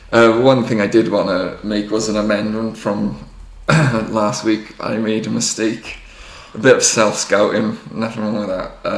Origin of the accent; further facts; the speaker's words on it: Wales, United Kingdom; accent: Welsh; With my Welsh accent.